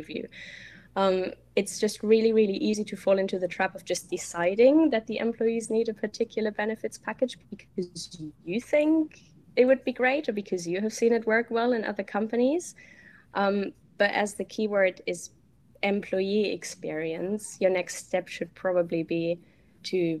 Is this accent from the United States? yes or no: no; Germany; English is a second language; moved away; I'm originally from Germany, as you might hear.